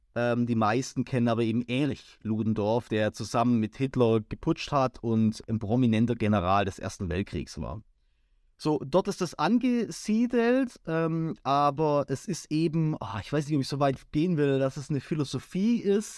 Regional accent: near Crailsheim, Baden-Württemberg, Germany; das ist jetzt nicht mein Heimatort, ich äh, komme jetzt aus der näheren Umgebung, aber ich arbeite in Kreilsheim

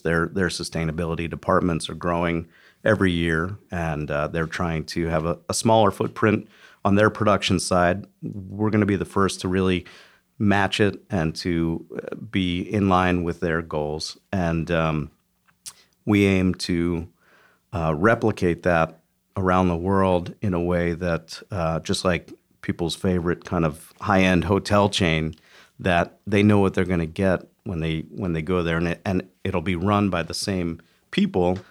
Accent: Philadelphia, Pennsylvania, United States; moved away; I grew up in, in Philly

